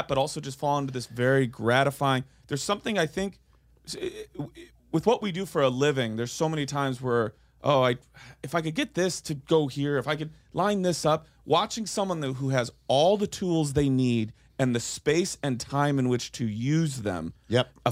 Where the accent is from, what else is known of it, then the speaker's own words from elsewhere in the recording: Rochelle, Illinois, United States; Rochelle, Illinois